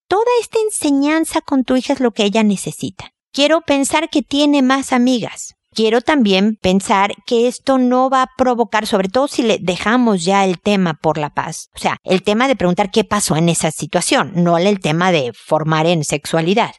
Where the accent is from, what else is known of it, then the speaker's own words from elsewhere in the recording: Mexico; En mi tierra, en México